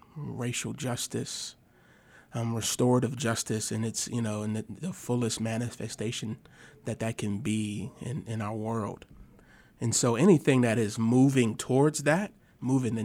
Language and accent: English; Milwaukee, Wisconsin, United States; also born or lived in Rockford, Illinois; now in Fayetteville, United States; I am originally from Milwaukee, Wisconsin